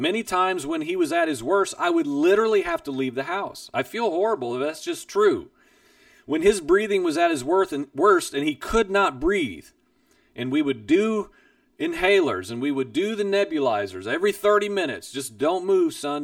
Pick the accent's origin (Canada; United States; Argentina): United States; Midwest; I grew up in the Midwest